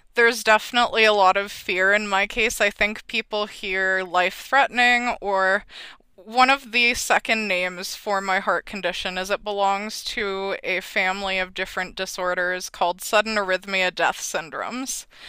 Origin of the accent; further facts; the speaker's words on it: Red Deer, Alberta, Canada; I am from Red Deer, Alberta